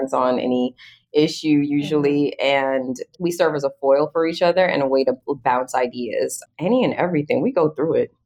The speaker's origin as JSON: {"language": "English", "country": "Jamaica", "tie": "born or raised there", "also_born_or_lived": "Atlanta", "moved": "yes", "lives_now": "United States", "said": "I grew up in Jamaica. My dad's a cabinet maker and contractor"}